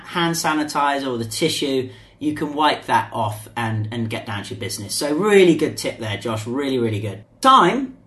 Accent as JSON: {"language": "English", "region": "England", "country": "United Kingdom", "moved": "yes", "lives_now": "China"}